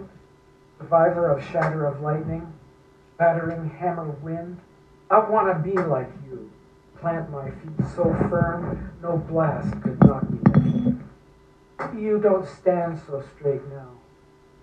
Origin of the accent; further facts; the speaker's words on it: Canada; I grew up in Canada. Where my tribe is from Northern Ontario